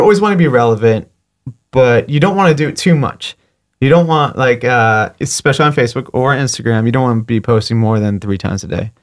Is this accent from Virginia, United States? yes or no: no; Fort Lauderdale, Florida, United States; also born or lived in New Jersey; now in Pensacola, United States; I moved to Fort Lauderdale when I was six, and I grew up in Fort Lauderdale